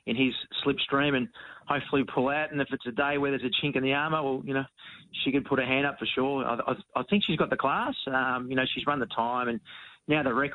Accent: Williamstown, Victoria, Australia; We had a local family dinner at the pub in Williamstown, my hometown

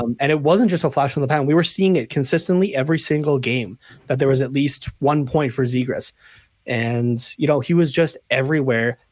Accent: Canada; as a Canadian

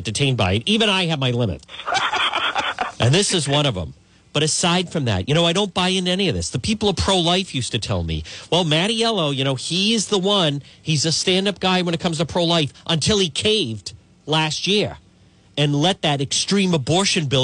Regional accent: Cranston, Rhode Island, United States; I grew up in Cranston

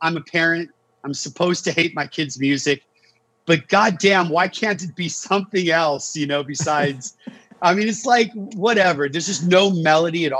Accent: Saratoga, California, United States; I grew up in Saratoga, which is over the hill from Santa Cruz

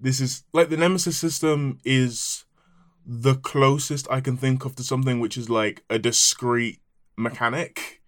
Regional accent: Nigeria; I am Nigerian

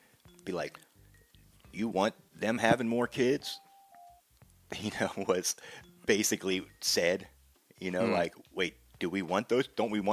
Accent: Virginia, United States; when I grew up in Virginia

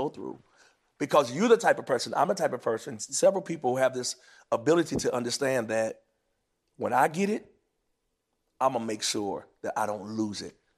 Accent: Greensboro, North Carolina, United States; I'm from Greensboro, North Carolina, small city in North Carolina

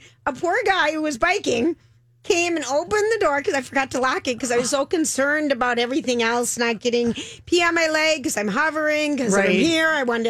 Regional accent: Minneapolis, Minnesota, United States; Satellite, I think, was the brand we grew up with in the Twin Cities.

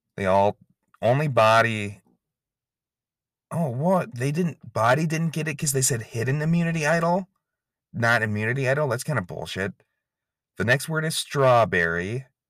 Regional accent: Inver Grove Heights, Minnesota, United States; I'm from Invergrove Heights, Minnesota. That's where the pod factory is located

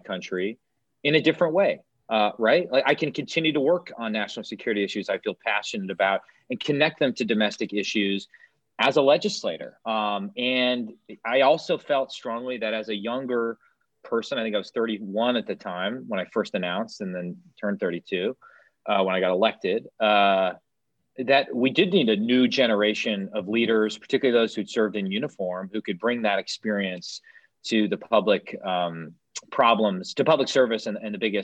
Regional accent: Wisconsin, United States; I got an opportunity to work for Governor Walker, my home state governor

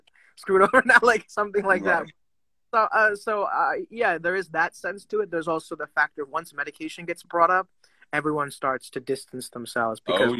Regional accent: India; But for me as an Indian, I feel like, it's same thing.

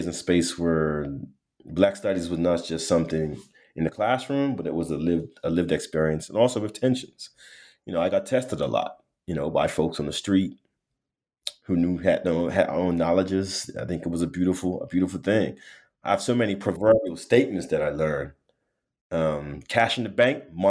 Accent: Bermuda; moved away; I'm from Bermuda, born and raised, small community

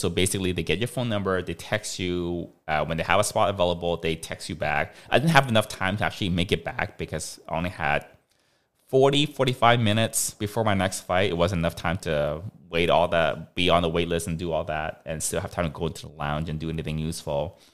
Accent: Hong Kong; moved away; we grew up in Hong Kong

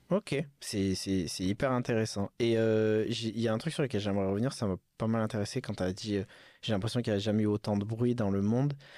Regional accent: Bordeaux, Nouvelle-Aquitaine, France; moved away; je suis reparti dans ma, dans ma ville natale à Bordeaux

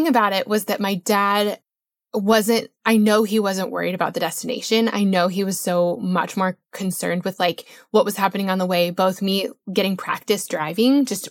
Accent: Colorado, United States; I grew up in Colorado

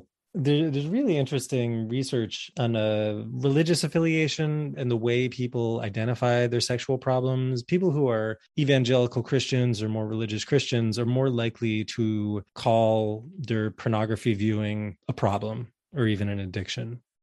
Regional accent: New Jersey, United States; I grew up in 1981 in North Jersey.

